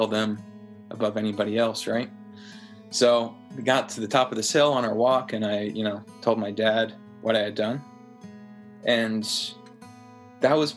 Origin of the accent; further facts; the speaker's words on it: Portland, Oregon, United States; I was born and raised in Portland